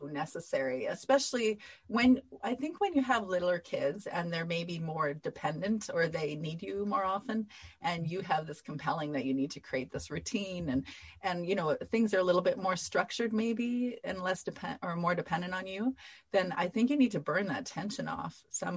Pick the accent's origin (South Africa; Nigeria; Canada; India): Canada; I'm Canadian